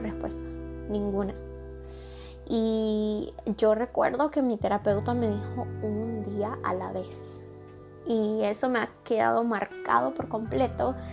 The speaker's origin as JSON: {"language": "Spanish", "country": "El Salvador", "moved": "as an adult", "said": "mi abuelo falleció en mi país, en El Salvador"}